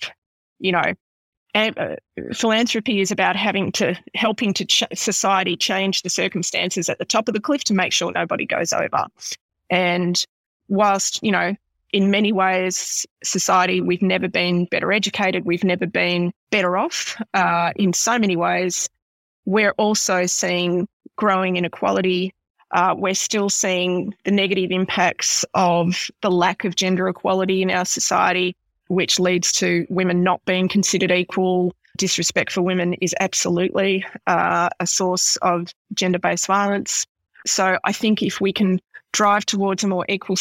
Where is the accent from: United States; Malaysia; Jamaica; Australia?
Australia; Horsham, Victoria; growing up in Horsham in the 70s